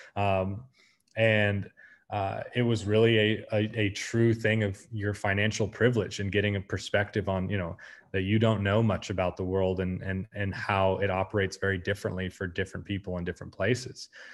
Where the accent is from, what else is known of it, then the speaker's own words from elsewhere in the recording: United States; moved away; also born or lived in Argentina; being an American in Argentina